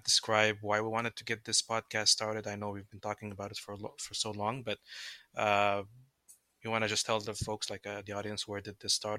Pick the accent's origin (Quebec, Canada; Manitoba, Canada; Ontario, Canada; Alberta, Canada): Quebec, Canada; Montreal; moved away as an adult; now in Calgary, Canada; I'm originally from Montreal, lived there pretty much all my life, but I moved to Calgary just before COVID.